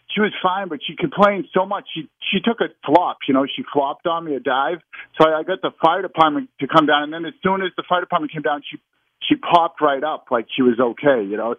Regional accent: Boston, Massachusetts, United States; the North End's really sacred here

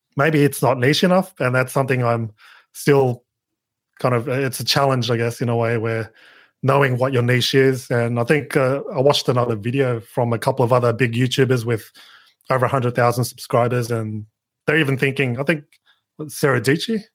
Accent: Sydney, New South Wales, Australia; I'm from Down Under, Sydney, Australia

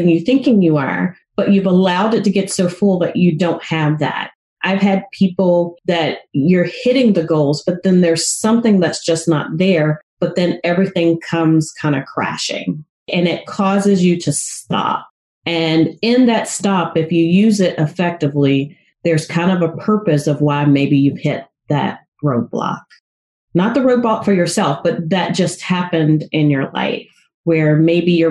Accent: the South, United States; I grew up in the South

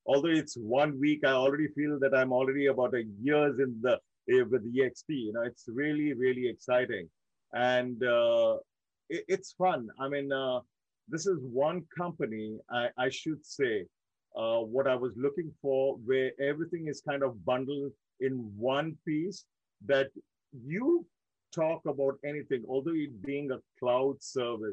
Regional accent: Mumbai, Maharashtra, India; moved away as an adult; also born or lived in Dubai; now in United States; I born and raised in India, in one of my most close to my heart cities, Mumbai, India

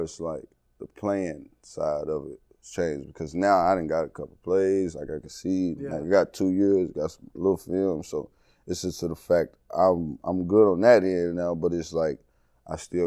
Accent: East Texas, United States; moved away as an adult; now in Miami, United States; I grew up in the country

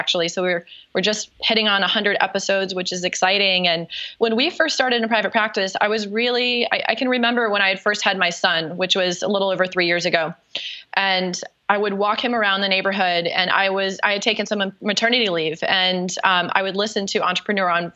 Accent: North Carolina, United States; accent: Southern; now in South Florida, United States; I'm actually from North Carolina in your neck of the woods. Who knows? Maybe my Southern accent will come out while we talk.

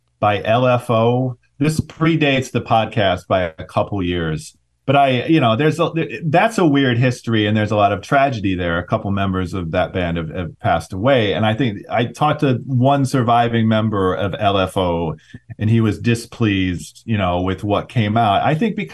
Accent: Ohio, United States; moved away as an adult; also born or lived in Oakland, California / New York City; I grew up mostly in Ohio

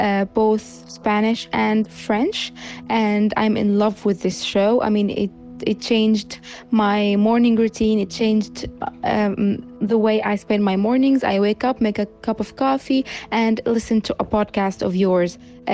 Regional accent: Latakia, Latakia Governorate, Syria; I am an orthodontist from Latakia, Syria.

